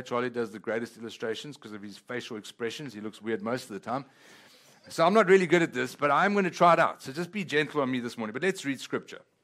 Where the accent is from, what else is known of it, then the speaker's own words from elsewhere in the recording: South Africa; first language Italian; English is a second language; now in Texas, United States; I come from a place called South Africa. But that being said, even though I was born in South Africa